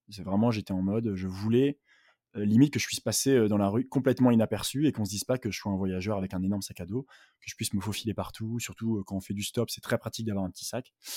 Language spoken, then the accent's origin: French; Douai, Hauts-de-France, France; now in Paris, France; j'habite en ce moment à Paris, mais je viens du nord de la France, de Douai, à côté de Lille